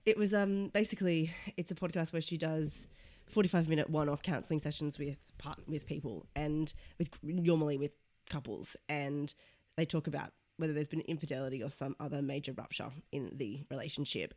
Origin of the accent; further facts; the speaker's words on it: Sydney, New South Wales, Australia; moved away as an adult; now in London, United Kingdom; I am from Sydney, Australia, moved to London three years ago